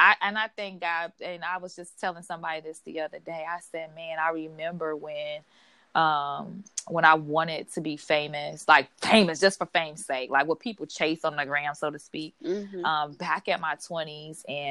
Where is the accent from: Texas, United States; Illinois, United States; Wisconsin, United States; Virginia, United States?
Illinois, United States; Chicago; moved away as an adult; now in Los Angeles, United States; back in my hometown, Chicago